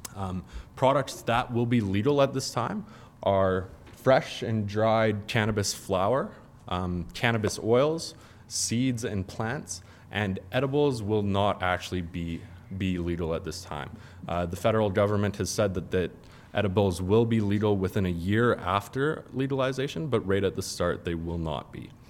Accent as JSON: {"language": "English", "town": "Calgary", "region": "Alberta", "country": "Canada", "tie": "born or raised there", "also_born_or_lived": "Ontario", "said": "I grew up in Calgary."}